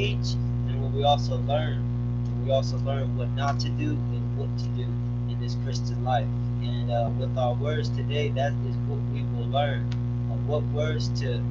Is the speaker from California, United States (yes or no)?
yes; California, United States; now in Las Vegas, United States; I'm from No Compromise Ministries of Deliverance, California, born and raised. But live in Vegas, Las Vegas, Nevada